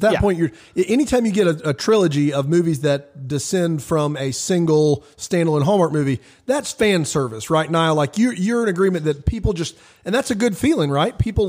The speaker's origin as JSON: {"language": "English", "region": "South Carolina", "country": "United States", "said": "We are in South Carolina right now. I'm from South Carolina."}